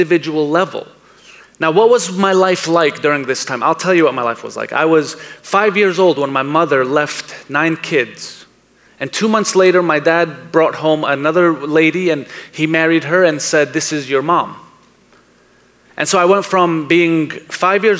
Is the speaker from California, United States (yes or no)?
no; New York City, New York, United States; I was born in Brooklyn, New York.